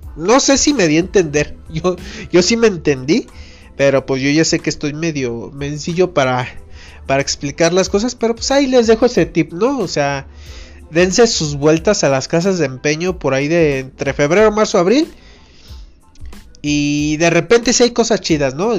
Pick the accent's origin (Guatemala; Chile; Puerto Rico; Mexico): Mexico; como buen mexicano